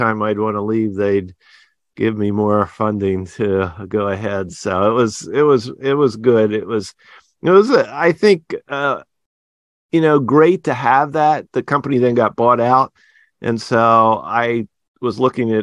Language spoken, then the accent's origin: English; outside of Philadelphia, Pennsylvania, United States; moved away as an adult; also born or lived in Baltimore / Berkeley, California / Santa Barbara, California; now in Plymouth, United States; I grew up outside of Philadelphia and went to a small Christian school for K through 12